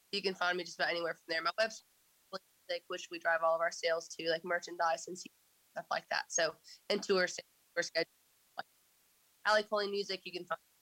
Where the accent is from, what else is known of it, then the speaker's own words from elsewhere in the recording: just outside of Tulsa, Oklahoma, United States; moved away as an adult; now in Nashville, United States; I grew up um, just outside of Tulsa.